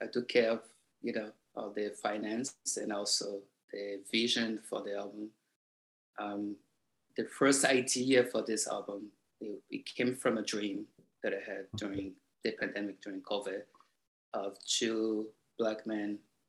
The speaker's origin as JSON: {"language": "English", "town": "Salvador", "region": "Bahia", "country": "Brazil", "tie": "born there", "said": "I was born in Bahia, Salvador, which is the black realm of, you know, the globe, the planet."}